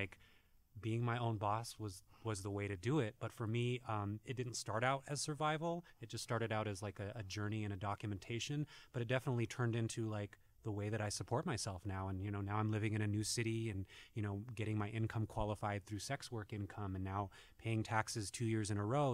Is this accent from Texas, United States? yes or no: no; New Mexico, United States; growing up in New Mexico